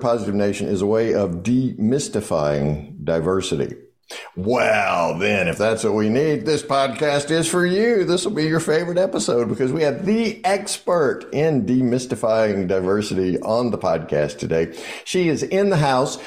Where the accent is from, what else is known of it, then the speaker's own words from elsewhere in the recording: the South, Southern United States, United States; I'm a Southerner